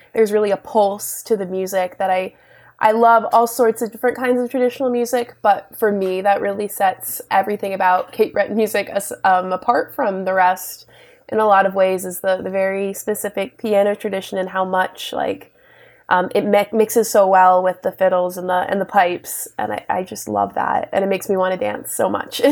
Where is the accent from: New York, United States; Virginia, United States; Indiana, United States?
Virginia, United States; Richmond; moved away; also born or lived in Cape Breton; I'm originally from Richmond, Virginia